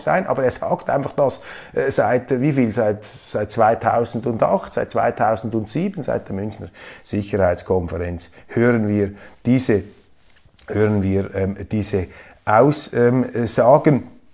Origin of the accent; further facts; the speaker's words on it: Switzerland; ich als Schweizer